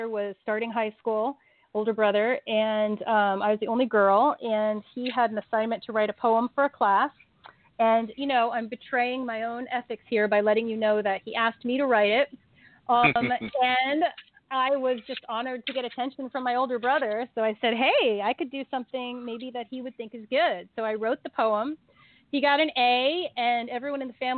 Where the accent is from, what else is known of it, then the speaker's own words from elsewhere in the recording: Cincinnati, Ohio, United States; moved away as an adult; also born or lived in Hong Kong; now in Los Angeles, United States; I'm from Los Angeles, but I grew up in Cincinnati, Ohio